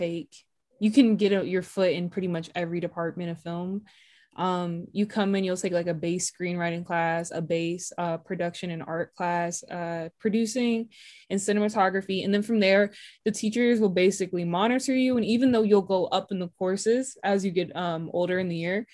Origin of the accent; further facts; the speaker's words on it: Atlanta, Georgia, United States; now in California, United States; I grew up in Atlanta, Georgia